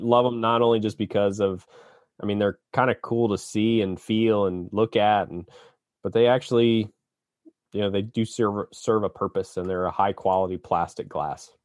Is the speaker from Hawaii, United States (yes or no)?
no; Annapolis, Maryland, United States; I was born in Annapolis